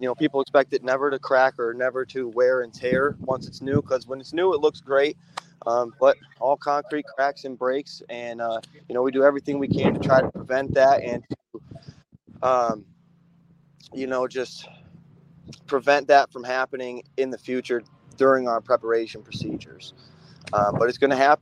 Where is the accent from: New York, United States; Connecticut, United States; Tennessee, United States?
New York, United States; Syracuse; moved away as an adult; now in Atlanta, United States; I was born in Syracuse, New York, and my family has been pouring concrete since the 80s, and I learned in Syracuse through my family growing up